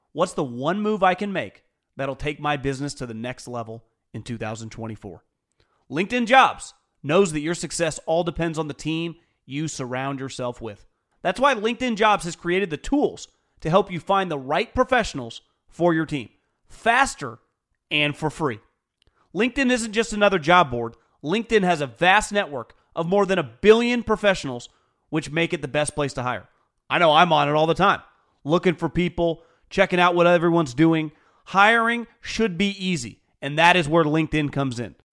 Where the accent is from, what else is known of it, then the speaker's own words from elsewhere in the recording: Northern California, United States; born and raised in Northern California, if you were born in the '80s, which I was